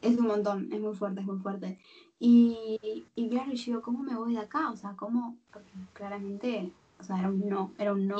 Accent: Argentina; also born or lived in Buenos Aires; yo también soy de interior

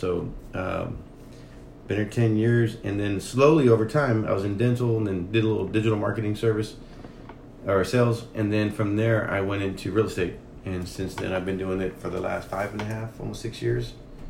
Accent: Helotes, Texas, United States; moved away as an adult; also born or lived in San Antonio, Texas; now in Austin, United States; born and raised in Helotes, Texas. Been here for about 10 years here in Austin

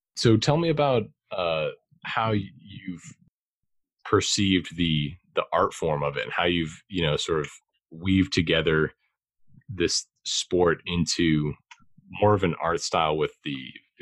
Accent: Boston, Massachusetts, United States; I'm from Boston myself

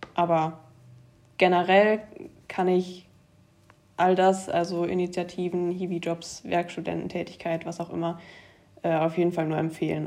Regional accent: Germany; es ist ein relativ kleiner Ort, in dem ich groß geworden bin

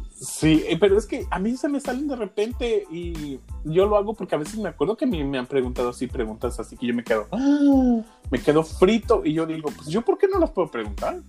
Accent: Mexico; yo soy un mexicano muy raro

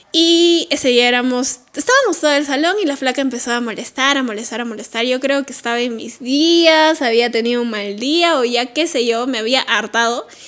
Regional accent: Lima, Peru; no sé si todos los colegios ahí en Lima serán así, pero en mi cole mis directores sí le daban mucha importancia

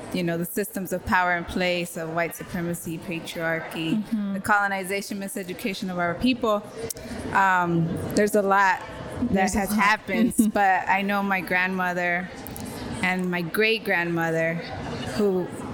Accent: California, United States; moved away as an adult; now in New York, United States; I grew up Chicana in the state of California, and I've been living in New York for the past 13 years

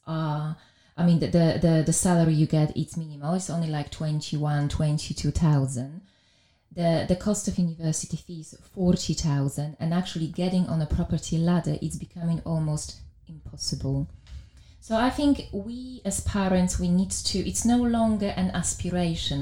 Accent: Białystok, Podlaskie Voivodeship, Poland; English is a second language; moved away as an adult; now in London, United Kingdom; I was born in Poland in a very small town up north, which was called Białystok

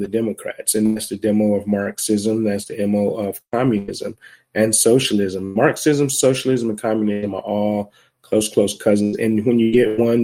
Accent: Cleveland, Ohio, United States; I'm originally from Cleveland, Ohio, but my wife is from Milwaukee

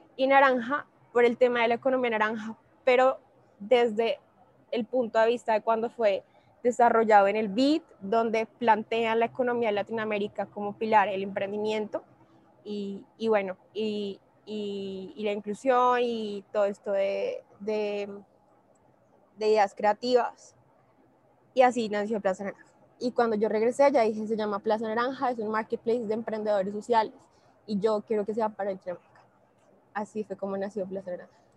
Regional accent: Bogotá, Colombia; En este momento estoy en Medellín, yo soy de Bogotá

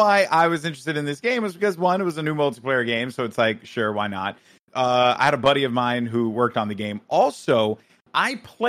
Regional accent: Bronx, New York, United States; From the Bronx.

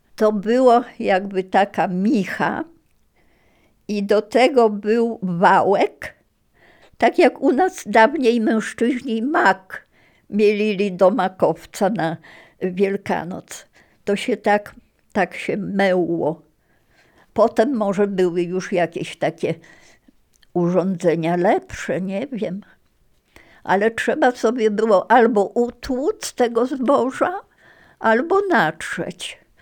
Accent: Ziębice, Lower Silesian Voivodeship, Poland; also born or lived in Marianka, near Ternopil (born / now Ukraine) / USSR (deportation, about 6 years) / Kłodzko / Wrocław; ten kościółek był w Ziembicach właśnie, tam gdzie mieszkaliśmy

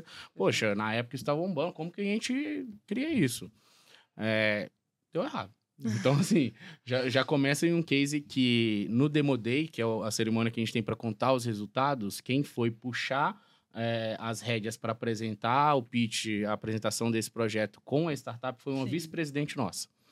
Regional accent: Alvinópolis, Minas Gerais, Brazil; moved away; also born or lived in João Monlevade; Eu sou do interior de Minas Gerais, nascido em João Molevade, criado em Alvinópolis, uma cidade de 14 mil habitantes

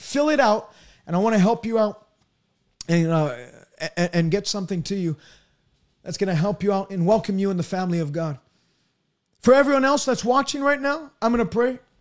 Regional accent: Canada; I'm from Canada

